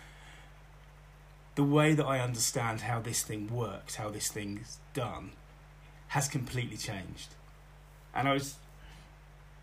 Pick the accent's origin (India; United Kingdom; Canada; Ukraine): United Kingdom; Bletchley, South East England; born or raised there; also born or lived in Oxford, England / Oxfordshire village